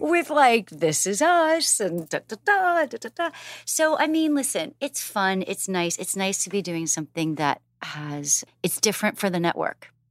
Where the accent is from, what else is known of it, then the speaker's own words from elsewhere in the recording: Canada; now in United States; I'm Canadian and American